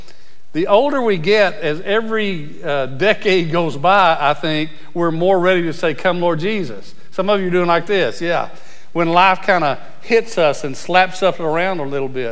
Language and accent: English; Abilene, Texas, United States; I was born in Abilene, Texas